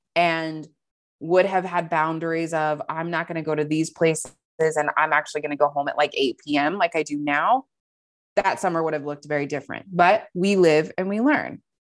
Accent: Montana, United States; moved away as an adult; also born or lived in Maryland; now in San Diego, United States; I grew up primarily in Montana. So, um, from the age of like nine or ten to twenty-one when I moved down here to San Diego

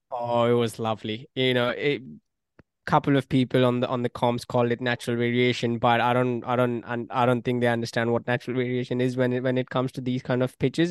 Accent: Australia; as an Australian

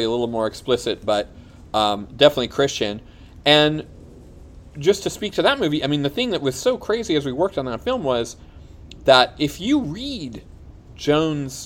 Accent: Des Plaines, Illinois, United States; moved away; I grew up in a town called Des Plaines, Illinois.

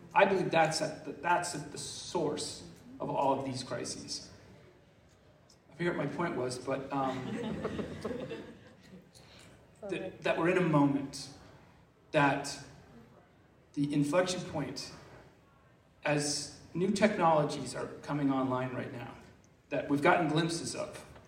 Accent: Massachusetts, United States; I'm from Massachusetts

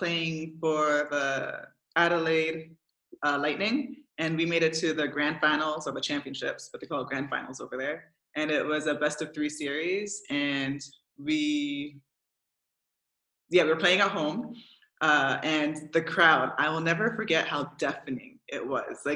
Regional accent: Canada; now in Belgium; I'm a proud Canadian. No matter where I go, my passport always reads Canadian

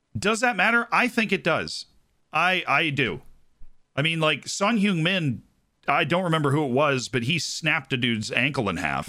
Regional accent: United States; anything I grew up with in the United States

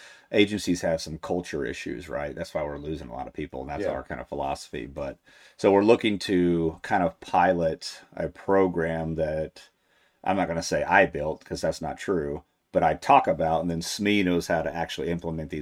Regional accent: Texas, United States; moved away; I'm from Texas

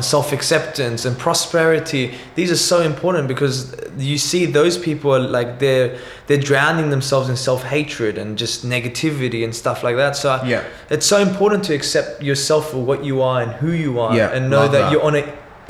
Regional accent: Sydney, New South Wales, Australia; I'm from Western Sydney, yeah? So the demographic is a little bit different. It's a low socioeconomic, yeah?

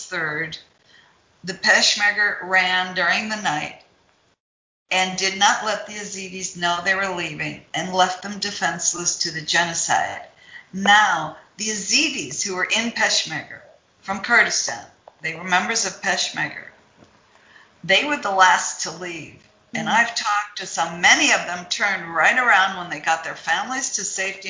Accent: Ohio, United States; I grew up in Ohio.

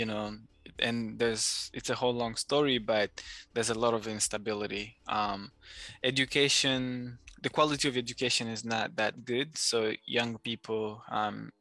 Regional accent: North Kivu, DR Congo; also born or lived in Rwanda; now in Virginia, United States; I am from the eastern part, a province called the North Kivu, which is like North Kivu in English. So that's where I'm from, born and raised.

